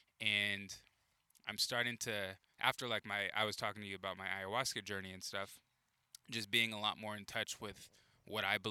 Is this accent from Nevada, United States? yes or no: no; Carlsbad, California, United States; moved away as an adult; also born or lived in Poway, California; now in Portland, United States; I grew up in Carlsbad